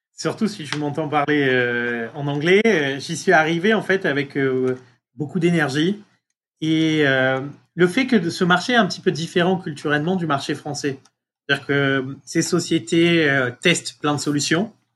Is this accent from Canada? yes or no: no; France; moved away as an adult; also born or lived in Marseille; now in United States; être français euh, euh, aujourd'hui aux États-Unis